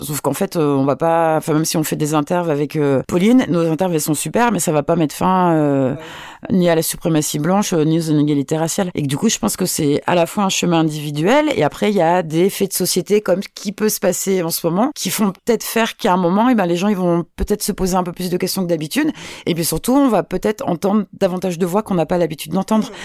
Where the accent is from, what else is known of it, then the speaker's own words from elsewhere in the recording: Nantes, Pays de la Loire, France; also born or lived in Benin; je viens de Nantes